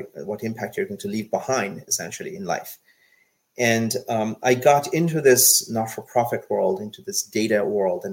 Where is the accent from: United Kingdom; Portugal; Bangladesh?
Bangladesh; now in United States; I was born in Bangladesh. I come from a developing country. I have seen firsthand what poverty and hunger looks like.